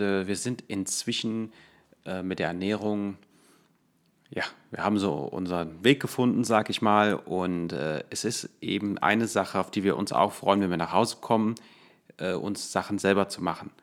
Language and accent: German; Germany; als äh, Deutscher